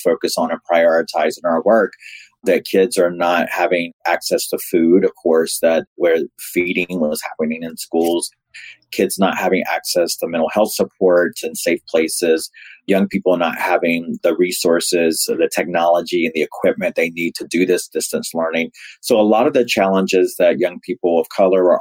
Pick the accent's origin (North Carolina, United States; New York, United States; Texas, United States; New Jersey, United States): North Carolina, United States; Raleigh; I grew up in Raleigh, North Carolina